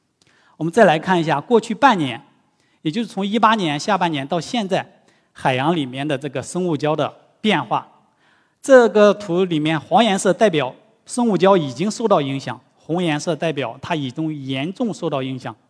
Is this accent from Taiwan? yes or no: no; Shanghai, China; 但是我们上海人应该比较愿意啊。到时候海平面再下降，我们就有更多的土地来建房子了。